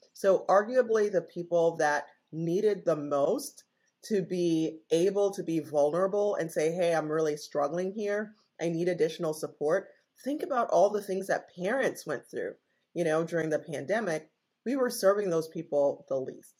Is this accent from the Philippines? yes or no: no; Jamaica; moved away as an adult; now in United States; I am originally Jamaican, born and raised and I came to the United States for college in 1996.